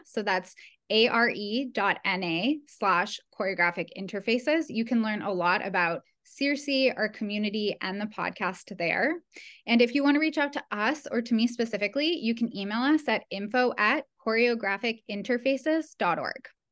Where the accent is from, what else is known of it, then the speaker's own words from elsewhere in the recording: Ottawa, Ontario, Canada; I grew up in Canada, in Ottawa, Canada